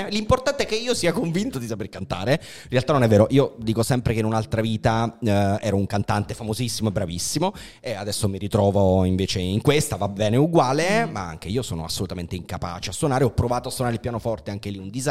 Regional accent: Naples, Campania, Italy; da napoletano ti capisco

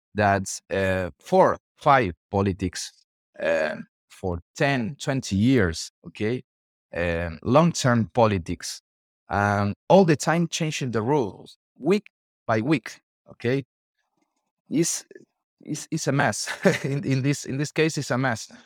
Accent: Argentina; I'm from Argentina

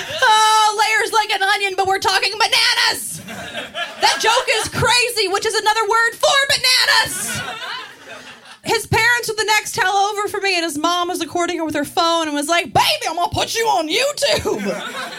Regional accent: Maryland, United States; I am from Maryland, and I'm really proud of being from there

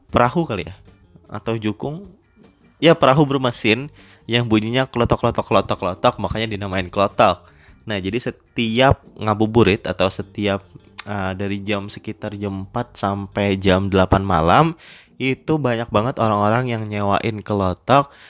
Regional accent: Tabalong, South Kalimantan, Indonesia; now in Banjarmasin, Indonesia; gue pindah atau ngerantau dari Kabupaten Tabalong ke Banjarmasin

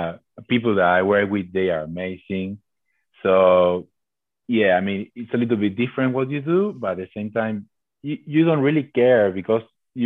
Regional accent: Argentina; moved away as an adult; So I came from Argentina being in charge of buildings, basically, to do what I was telling people to do.

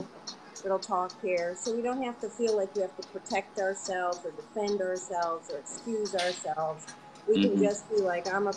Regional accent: Atlanta, Georgia, United States; Atlanta, I come from Atlanta

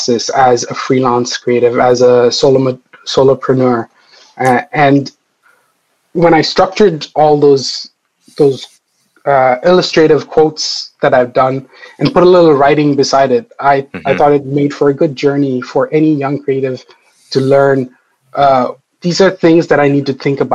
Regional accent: India; now in Ireland; I come from India, which is very vibrant and wild and chaotic

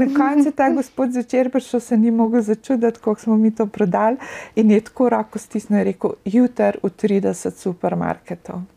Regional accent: Russia; accent: Russian; also born or lived in Slovenia / New Jersey, United States; now in United States; z mojim ruskim naglasom

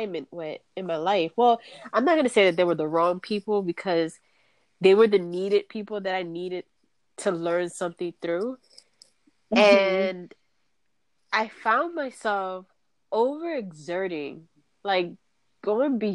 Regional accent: East Coast, United States; I'm from the East Coast

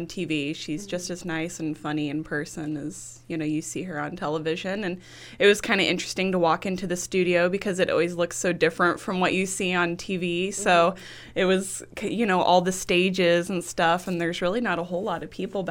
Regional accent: Burlington, Iowa, United States; moved away as an adult; also born or lived in Oklahoma / Utah / Galesburg, Illinois; I grew up actually in Burlington, Iowa

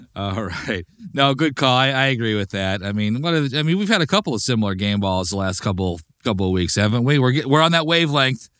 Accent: Chicagoland area, north of Chicago, Illinois, United States; I'm from the Chicagoland area, north, you know, north of Chicago. So all my neighbors and friends were, you know, all Bears fans growing up

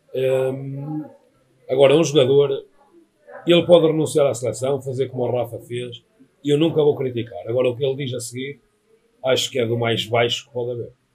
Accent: Portugal; como português

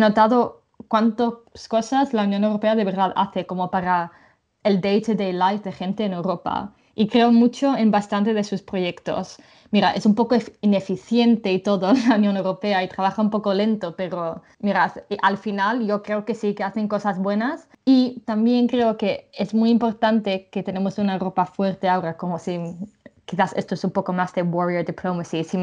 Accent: England, United Kingdom; now in Brussels, Belgium; mi madre es inglesa y he vivido la mayoría de mi vida en Inglaterra. Y culturalmente soy bastante inglesa, creo.

